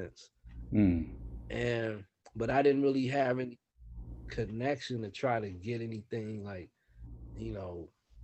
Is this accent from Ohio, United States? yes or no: no; Oakland, California, United States; I grew up in West Oakland